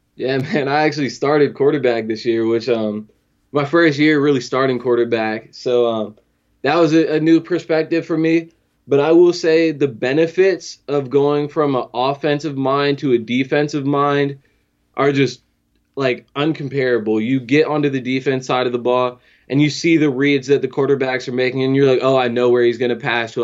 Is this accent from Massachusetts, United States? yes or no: no; Fredericksburg, Virginia, United States; born and raised in Fredericksburg